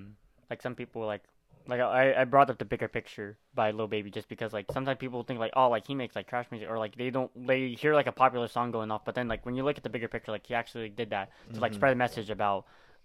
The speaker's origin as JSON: {"language": "English", "region": "Pennsylvania", "country": "United States", "said": "Pennsylvania. Yeah, I'm actually from Western PA."}